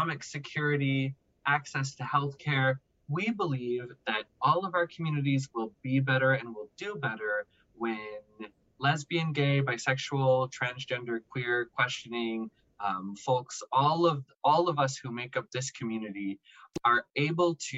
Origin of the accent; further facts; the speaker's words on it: Alamogordo, New Mexico, United States; now in Albuquerque, United States; I was born and raised in Alamogordo, New Mexico, which is a semi-rural community in southern New Mexico